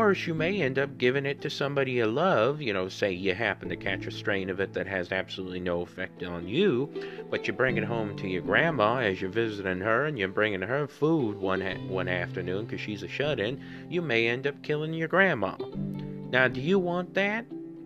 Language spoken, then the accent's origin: English; Southern Missouri, United States; I'm just somebody from Southern Missouri